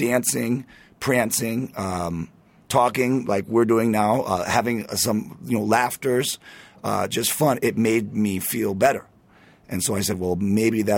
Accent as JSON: {"language": "English", "region": "Michigan", "country": "United States", "tie": "born or raised there", "also_born_or_lived": "New York / Florida", "moved": "as an adult", "said": "I grew up in Michigan, moved to New York at 18"}